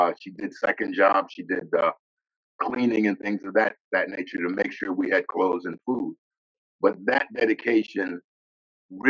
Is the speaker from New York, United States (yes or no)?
yes; White Plains, New York, United States; also born or lived in Caroline County, Virginia; now in Virginia, United States; I grew up in White Plains, New York, which was about 20 miles outside of New York City